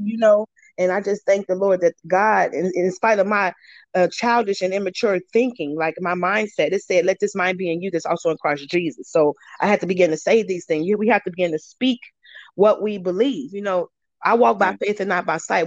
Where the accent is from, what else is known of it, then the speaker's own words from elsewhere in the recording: Chicago, Illinois, United States; moved away; I'm from Chicago, Illinois